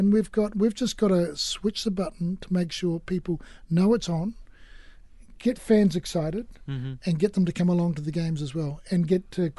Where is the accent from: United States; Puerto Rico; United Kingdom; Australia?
Australia; No, firstly, as an Australian, was brave to mention rugby, but we won't go there.